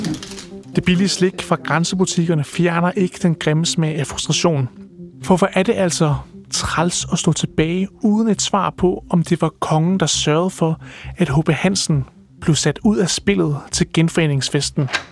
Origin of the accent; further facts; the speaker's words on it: Viborg, Central Denmark Region, Denmark; now in Aabenraa, Denmark; jeg er fra Viborg, og altså midtjyde